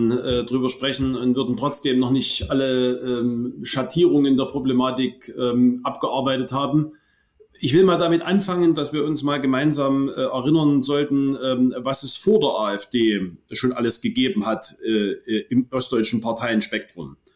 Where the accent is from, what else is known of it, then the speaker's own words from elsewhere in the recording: Hohenstein-Ernstthal, Saxony, Germany; In meiner Heimatstadt Hohenstein-Ernstheim äh, ist in den 90er Jahren ähm, ein ähm, junger Mann ähm, so aus der Punk-Szene äh, von Rechtsradikalen totgeschlagen wurden.